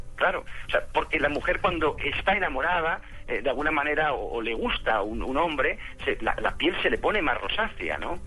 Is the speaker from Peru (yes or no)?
no; Spain; moved away as an adult; also born or lived in Barcelona; now in Colombia; Yo soy de España, soy de España